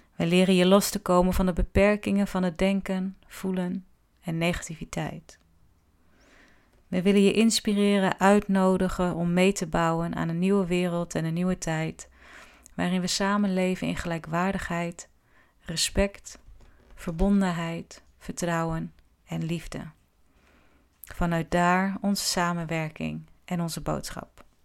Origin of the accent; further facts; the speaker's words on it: Groningen, Netherlands; Ik ben in Groningen geboren